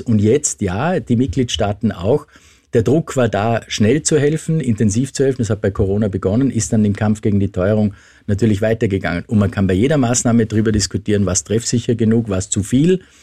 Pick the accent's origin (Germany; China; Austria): Austria; bei uns in Österreich